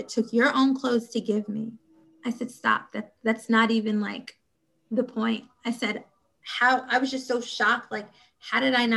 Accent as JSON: {"language": "English", "town": "New York City", "region": "New York", "country": "United States", "said": "Coming from an inner city myself, I'm originally from Brownsville, Brooklyn"}